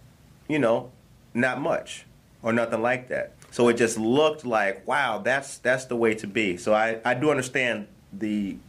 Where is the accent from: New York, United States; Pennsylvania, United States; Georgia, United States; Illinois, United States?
Illinois, United States; Harvey; I grew up in Harvey.